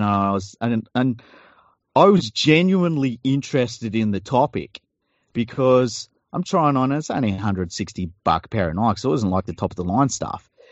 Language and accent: English; Sydney, New South Wales, Australia; we we grew up in Tregear